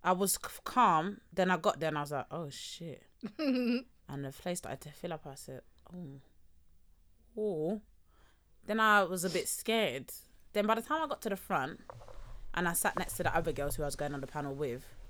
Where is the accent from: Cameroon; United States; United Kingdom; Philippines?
United Kingdom; as British tourists